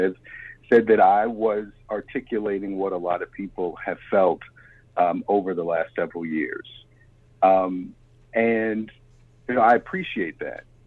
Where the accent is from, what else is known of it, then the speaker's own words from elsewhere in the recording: Baltimore, Maryland, United States; moved away; I'm from Baltimore